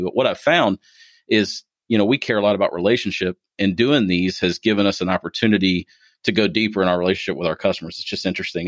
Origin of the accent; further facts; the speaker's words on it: Ohio, United States; now in Kentucky, United States; being from Ohio